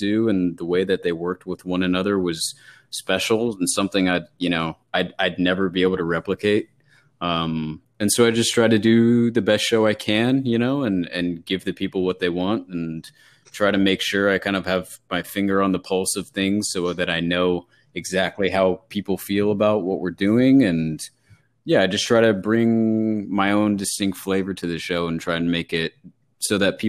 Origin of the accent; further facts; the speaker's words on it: West Coast, United States; now in Connecticut, United States; I moved out to Connecticut from the West Coast. I went to school in L.A.